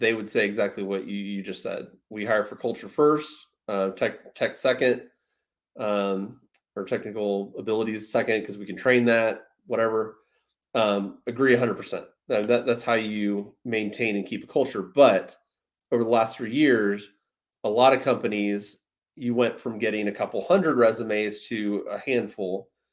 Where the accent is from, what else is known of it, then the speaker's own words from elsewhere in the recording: Rockford, Illinois, United States; I'm from Rockford